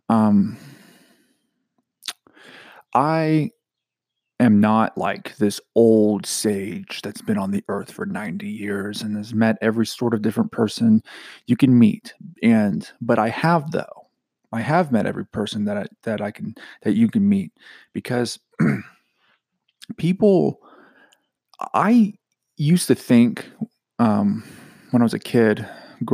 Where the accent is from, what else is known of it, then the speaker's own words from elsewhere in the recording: Georgia, United States; I'm from Georgia